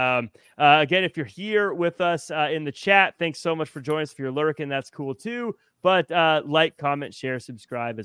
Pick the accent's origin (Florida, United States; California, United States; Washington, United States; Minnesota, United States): Washington, United States; Tacoma; now in Los Angeles, United States; Growing up in the Seattle area of Tacoma specifically